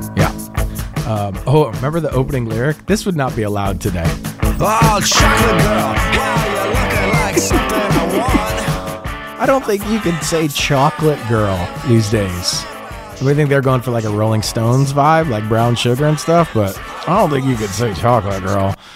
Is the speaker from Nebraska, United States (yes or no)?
no; Poway, California, United States; Talked about my hometown.